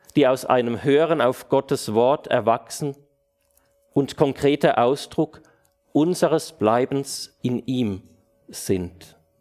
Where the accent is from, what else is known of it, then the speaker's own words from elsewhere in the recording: Switzerland; bei uns in der Schweiz